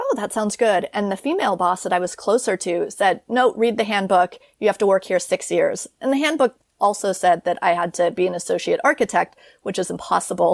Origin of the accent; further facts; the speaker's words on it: United States; moved away as an adult; now in Paris, France; as an American